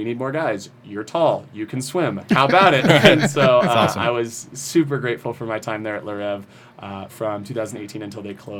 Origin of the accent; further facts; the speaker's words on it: Roswell, Georgia, United States; moved away as an adult; also born or lived in Tucson, Arizona; now in Las Vegas, United States; I grew up in a suburb of Atlanta called Roswell